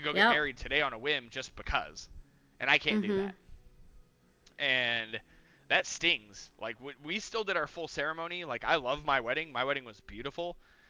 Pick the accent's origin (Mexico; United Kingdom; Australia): Mexico; born there; Because, like, yes, I was born in Mexico, but both my parents are just U.S. citizen born. Like, my dad's from Texas and my mom's from Tennessee, so, like, I'm just in a weird situation.